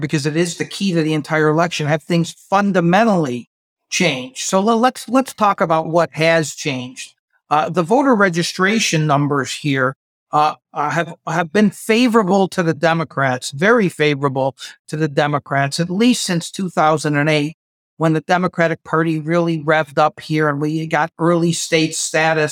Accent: Buffalo, New York, United States; moved away as an adult; also born or lived in New Jersey / Nevada; now in Las Vegas, United States; I was born in New Jersey, grew up in Buffalo, New York, and I've been in Nevada since 1984

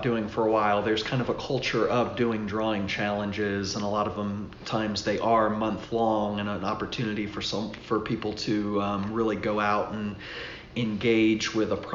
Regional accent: Atlanta, Georgia, United States; now in Abingdon, United States; I'm from Atlanta originally

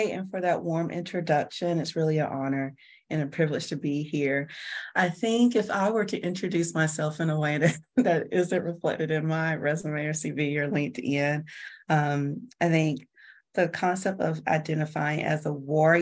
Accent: Georgia, United States; I was born and raised in Georgia

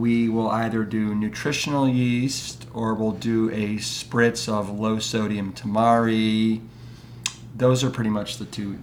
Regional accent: Cleveland, Ohio, United States; growing up in Cleveland, Ohio

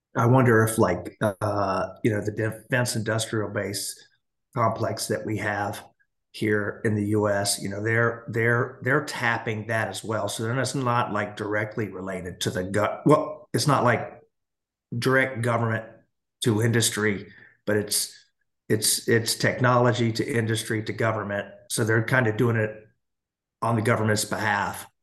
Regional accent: United States; as an American

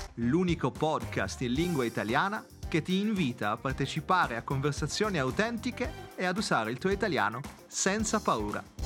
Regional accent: Italy; first language Italian; moved away as an adult

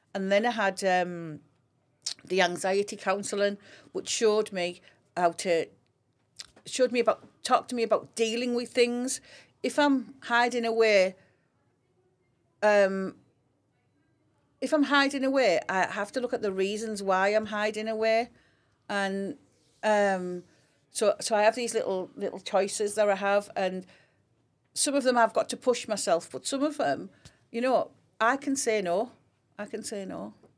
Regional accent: Grangetown, North East England, United Kingdom; I grew up in Grange Town.

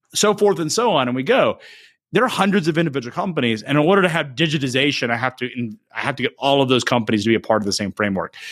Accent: United States; as an American

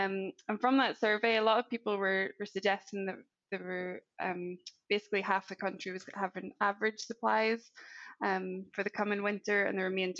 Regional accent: Northern Ireland, United Kingdom; accent: not Scottish; also born or lived in Edinburgh, Scotland; I was based in the Edinburgh office for about 4.5 years, and then recently I've just, as you might have heard from my accent, not Scottish, I've recently moved back to Northern Ireland, and I'm working remotely for SAC from here.

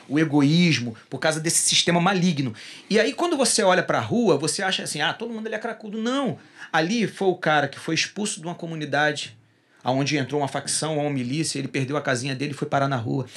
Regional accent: Rio de Janeiro, Brazil; Rio, de Rio de Janeiro, porque eu sou carioca

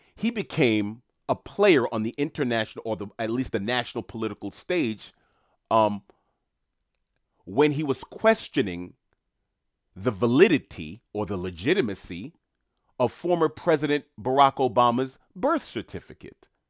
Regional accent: New York City, New York, United States; I grew up in Queens, New York

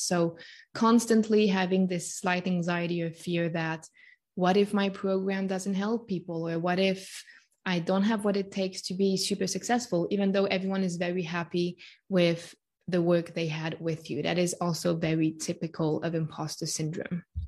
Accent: Switzerland; born and raised in Switzerland

